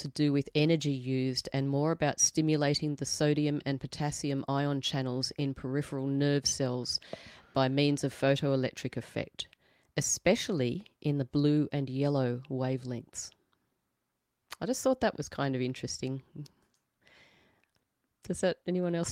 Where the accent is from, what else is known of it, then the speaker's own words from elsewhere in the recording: Australia; being an Aussie